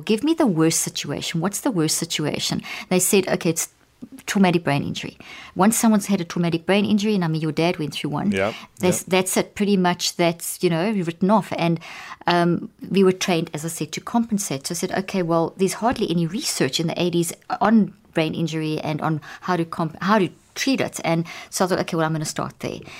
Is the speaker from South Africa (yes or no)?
yes; South Africa; moved away; also born or lived in Zimbabwe; I was born in Zimbabwe and grew up in South Africa